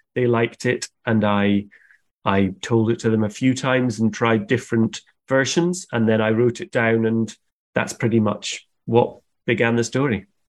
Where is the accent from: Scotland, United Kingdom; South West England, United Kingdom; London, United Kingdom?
Scotland, United Kingdom; where I grew up in Scotland in the countryside, our house was surrounded by big forests